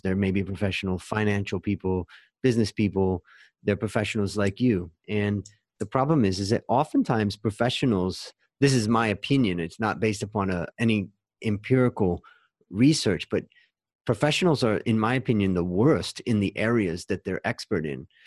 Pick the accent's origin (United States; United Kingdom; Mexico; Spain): United States; Ohio; where I grew up in Ohio